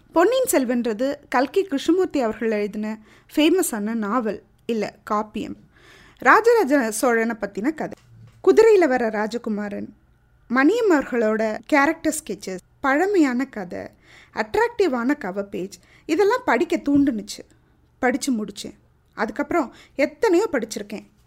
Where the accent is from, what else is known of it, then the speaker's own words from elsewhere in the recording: Thanjavur, Tamil Nadu, India; நான் தஞ்சாவூர்காரி